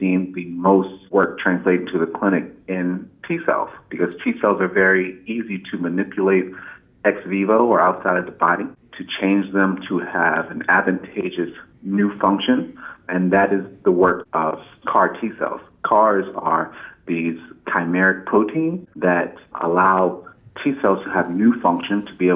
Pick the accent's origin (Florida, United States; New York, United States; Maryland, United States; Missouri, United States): Maryland, United States; Indian Head; moved away as an adult; also born or lived in Chicago, Illinois; now in Philadelphia, United States; I'm from a small town in southern Maryland, just south of Washington, D.C., called Indian Head